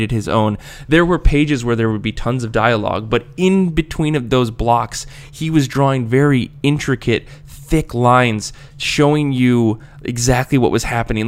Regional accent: United States; accent: American; my terrible American accent

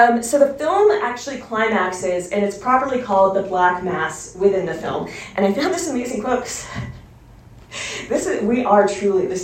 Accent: Canada; I'm Canadian and I have health care

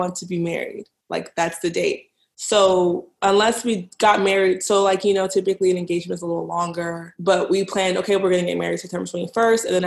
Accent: Dallas, Texas, United States; moved away as an adult; now in Boston, United States; I'm from Dallas. I actually live in Boston now

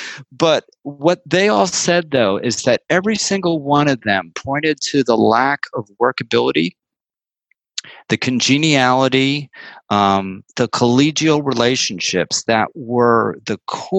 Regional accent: San Francisco, California, United States; I said, I am from San Francisco, California, sir.

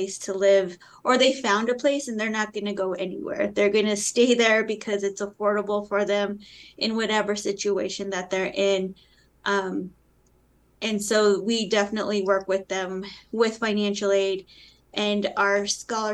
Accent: Colorado, United States; I grew up in Colorado, and it was during a time when you didn't teach your children Spanish

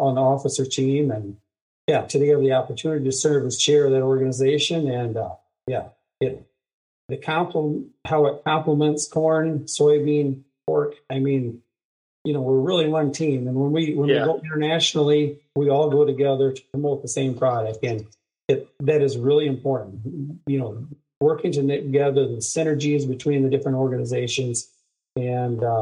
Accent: Rock Rapids, Iowa, United States; I'm a farmer from Northwest Iowa, Rock Rapids, Lyon County. I was raised on a farm

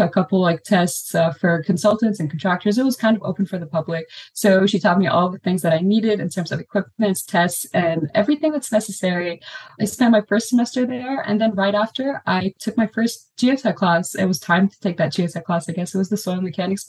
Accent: Lebanon; moved away as an adult; also born or lived in Beirut, Lebanon; now in Austin, United States; I'm from Lebanon

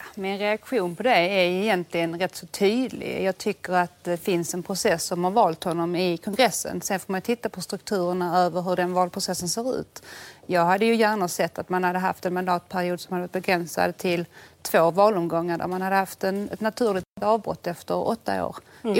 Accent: Sweden; jag är från Sverige, mm. så jag sa I'm from Sweden

